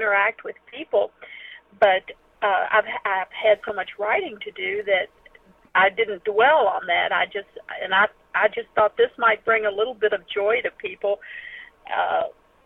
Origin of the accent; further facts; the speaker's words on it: Kentucky, United States; I'm from Kentucky